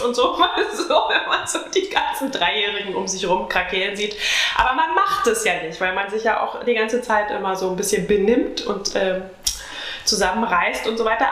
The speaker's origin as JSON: {"language": "German", "region": "Brandenburg", "country": "Germany", "said": "Also ich bin ja eigentlich Brandenburgerin"}